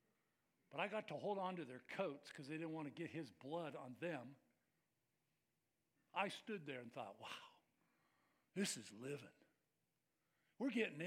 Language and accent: English; Bay Area, California, United States; I grew up in the Bay Area. I was the son of a preacher